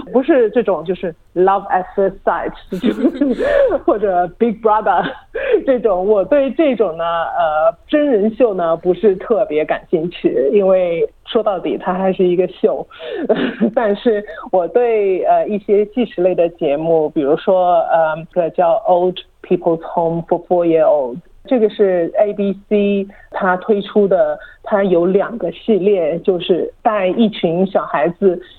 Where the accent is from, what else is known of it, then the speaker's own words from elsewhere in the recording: China; moved away as an adult; now in Australia; 毕竟是土生土长的中国人